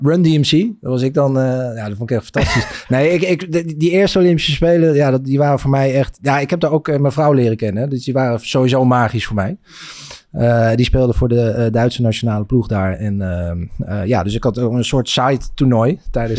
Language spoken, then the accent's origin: Dutch; Egmond, North Holland, Netherlands; ik kom uit Egmond en daar waren we echt het enige gezin dat hockeyde